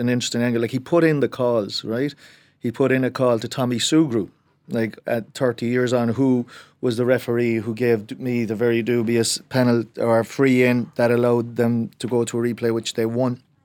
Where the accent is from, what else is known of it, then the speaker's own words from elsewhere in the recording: Cork, Munster, Ireland; I am from Cork